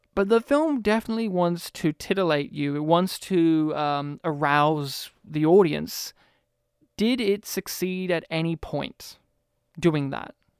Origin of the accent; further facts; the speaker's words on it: Australia; As an Australian